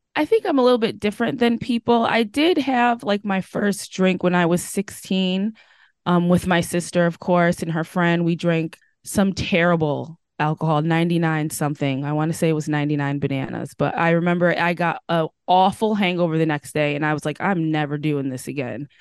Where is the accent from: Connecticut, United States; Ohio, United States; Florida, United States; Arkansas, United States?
Connecticut, United States; also born or lived in Washington State; now in Washington, United States; I'm currently living in Washington State, but I'm originally from Connecticut.